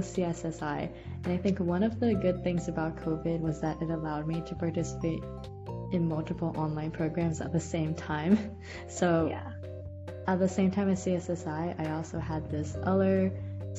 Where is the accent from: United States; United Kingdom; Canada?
United States; Cleveland, Ohio; moved away as an adult; now in New York, United States; I'm originally from Cleveland, Ohio